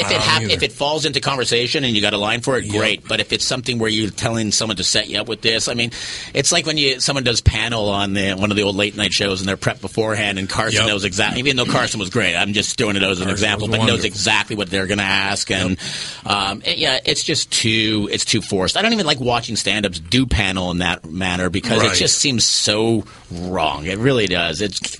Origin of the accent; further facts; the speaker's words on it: Montreal, Quebec, Canada; I grew up in Montreal, which is one of the amazing food cities